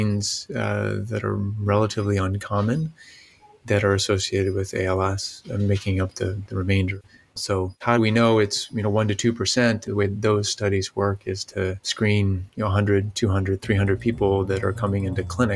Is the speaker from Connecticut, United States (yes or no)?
no; St. Louis, Missouri, United States; moved away as an adult; also born or lived in Virginia; I'm from St. Louis. I had grown up there